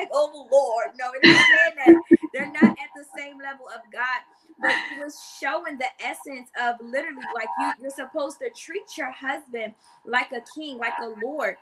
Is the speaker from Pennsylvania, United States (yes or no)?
yes; Philadelphia, Pennsylvania, United States; I'm from Philadelphia